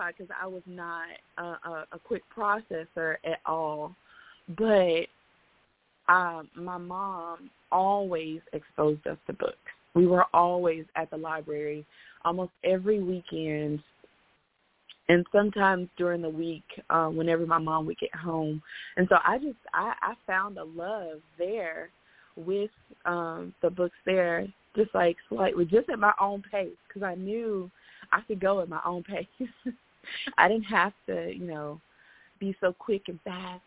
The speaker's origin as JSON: {"language": "English", "town": "Memphis", "region": "Tennessee", "country": "United States", "tie": "born or raised there", "moved": "yes", "lives_now": "Chattanooga, United States", "said": "I grew up in Memphis, Tennessee"}